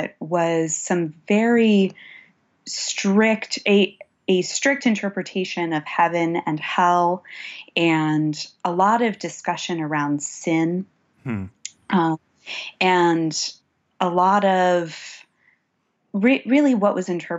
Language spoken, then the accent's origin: English; Pittsburgh, Pennsylvania, United States; So I grew up in Pittsburgh, Pennsylvania.